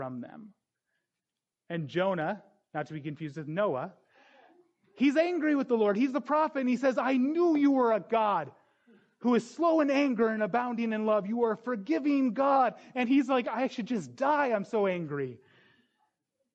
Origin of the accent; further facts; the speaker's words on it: North Dakota, United States; I grew up in North Dakota, and me and my friends thought we were little OG gangsters